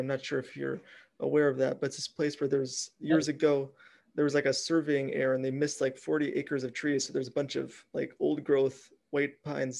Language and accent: English; Bemidji, Minnesota, United States; moved away; Yeah, so I'm originally from Bemidji, Minnesota, which was a big logging town there.